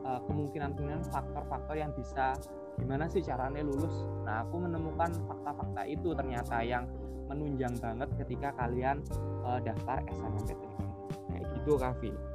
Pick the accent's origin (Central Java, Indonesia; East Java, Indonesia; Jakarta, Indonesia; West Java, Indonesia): East Java, Indonesia; Gresik; Asal dari SMA Muhammadiyah 1 Gresik, absolutely dari Gresik